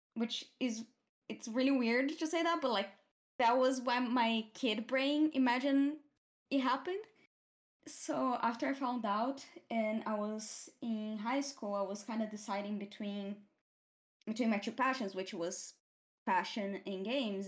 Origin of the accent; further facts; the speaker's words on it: Brazil; first language Portuguese; English is a second language; moved away as an adult; now in United Kingdom; I come from Brazil, from the countryside-ish of Brazil, I, I grew up